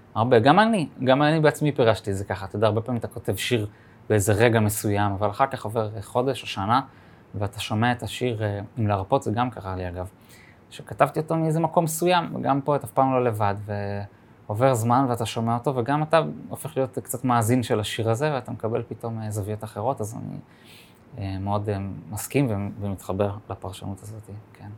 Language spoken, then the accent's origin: Hebrew; Jerusalem, Jerusalem District, Israel; born or raised there